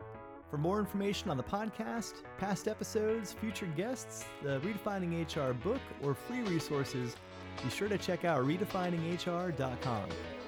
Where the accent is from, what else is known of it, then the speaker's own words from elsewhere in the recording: South Florida, United States; also born or lived in Southern California; now in Northern Virginia, United States; So I grew up in South Florida. I lived in Southern California for a while before we landed here in Northern Virginia.